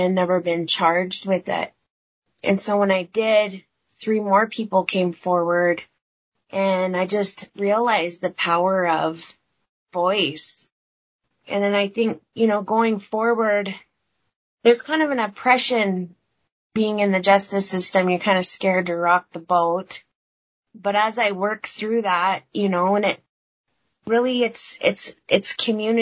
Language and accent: English; Blackfeet Nation, Montana, United States; I'm from the Blackfoot Confederated Nation.